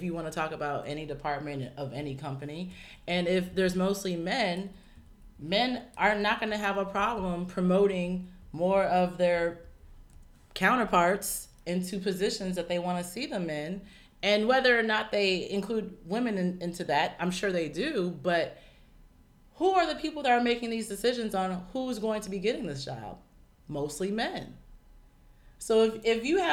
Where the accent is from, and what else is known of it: United States; born or raised there